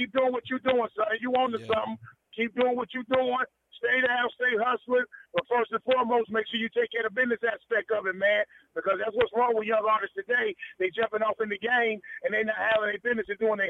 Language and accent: English; United States; also born or lived in DMV (Washington D.C. area); now in Washington D.C. area, United States; I'm a Carolina boy, been in the DMV over 20 years. So, I'm right down 210, baby.